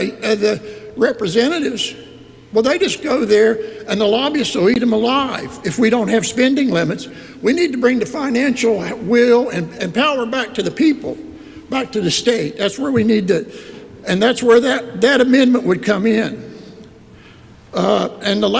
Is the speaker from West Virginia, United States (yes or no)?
yes; Alderson, West Virginia, United States; I'm from Alderson, West Virginia